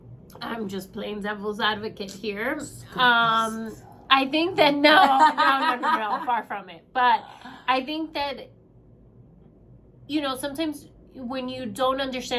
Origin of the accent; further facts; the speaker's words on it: South Miami, Florida, United States; moved away; I grew up in South Miami.